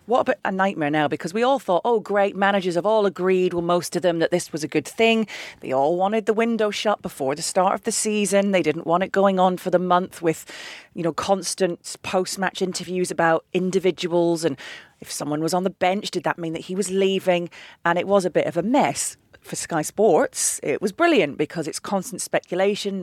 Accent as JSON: {"language": "English", "town": "Manchester", "region": "North West England", "country": "United Kingdom", "tie": "born or raised there", "said": "I am actually technically English. I was born in Manchester, but my dad would never forgive me if I hadn't followed the Scottish national team"}